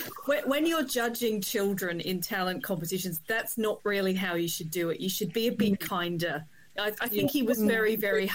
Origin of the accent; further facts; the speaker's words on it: Adelaide, South Australia, Australia; moved away; Adelaide, of course, my hometown